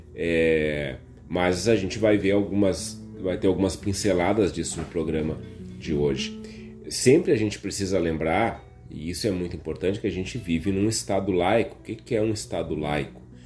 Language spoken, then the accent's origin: Portuguese; Viamão, Rio Grande do Sul, Brazil; Viamão, minha cidade natal querida